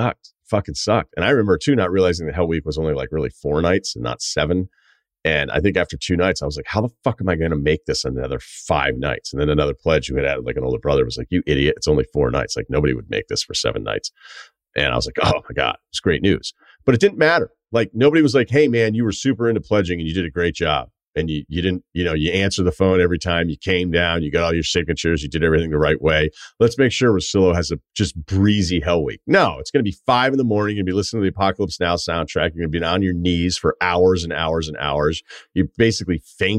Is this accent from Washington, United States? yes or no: no; Martha's Vineyard, Massachusetts, United States; moved away as an adult; also born or lived in Burlington, Vermont; growing up on Martha's Vineyard